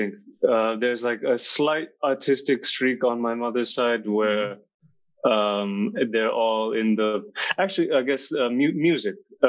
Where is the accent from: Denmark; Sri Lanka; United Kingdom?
Sri Lanka; moved away as an adult; also born or lived in New Jersey, United States / Malaysia; now in Berlin, Germany; I grew up mostly in Sri Lanka, and then my family also moved to the US for a little bit. And then we moved back to Sri Lanka. So it was 5 years in the US, and then 6 years before and 6 years after. Back in Sri Lanka